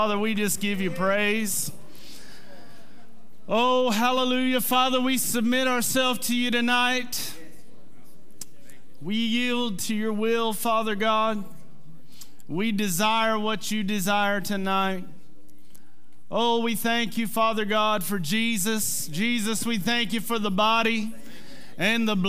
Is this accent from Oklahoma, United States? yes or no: yes; Mannford, Oklahoma, United States; I'm from Manford.